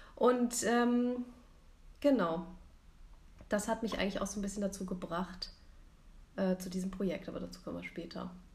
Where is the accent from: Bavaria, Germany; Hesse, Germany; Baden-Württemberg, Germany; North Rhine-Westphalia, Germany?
Hesse, Germany; Rüsselsheim; now in Munich, Germany; ich wohne in München, bin geboren im Rhein-Main-Gebiet in Rüsselsheim